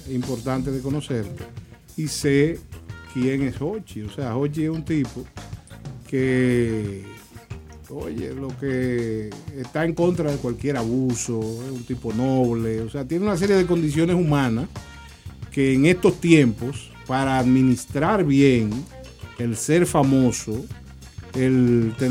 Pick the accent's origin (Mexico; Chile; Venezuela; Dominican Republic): Dominican Republic; O sea, como dominicana del al fin.